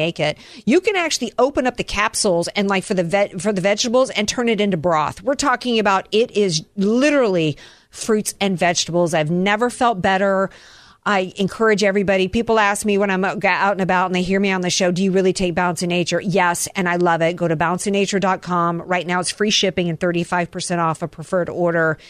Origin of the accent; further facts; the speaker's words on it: the American South, United States; I'm a Southerner